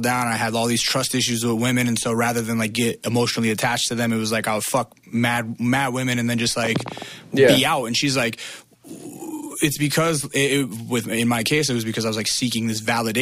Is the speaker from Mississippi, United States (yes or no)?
no; Alaska, United States; moved away as an adult; I moved to California from Alaska